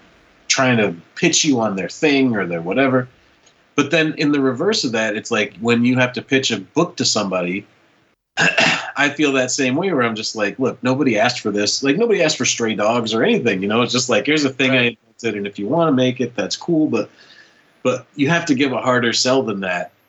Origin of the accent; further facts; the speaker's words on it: Midwest, United States; I come from the Midwest